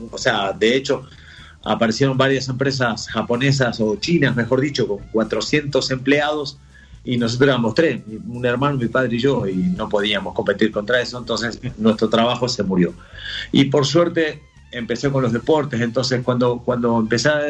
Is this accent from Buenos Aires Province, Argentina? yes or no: yes; Buenos Aires Province, Argentina; now in Spain; después de ahí nos volvimos a Varela, después de Varela nos fuimos a, a Bernal, de Bernal fuimos a Quilmes, de Quilmes anduvimos por tres sitios hasta que yo me fui de Argentina y vine a vivir a España.